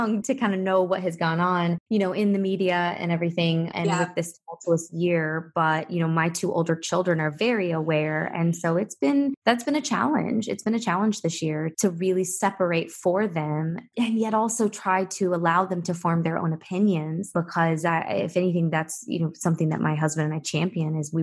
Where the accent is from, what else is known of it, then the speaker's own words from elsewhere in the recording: Lexington, Kentucky, United States; moved away as an adult; also born or lived in Atlanta, Georgia / Nashville, Tennessee; now in Fort Lauderdale, United States; my being born and raised in Lexington, which is the horse capital of the world